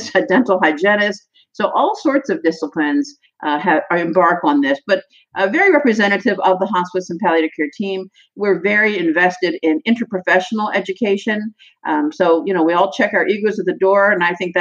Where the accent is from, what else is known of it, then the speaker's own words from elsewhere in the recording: Annapolis, Maryland, United States; also born or lived in Kent Island, Maryland; I was born in Annapolis, Maryland, where I lived all of my life until 5 years ago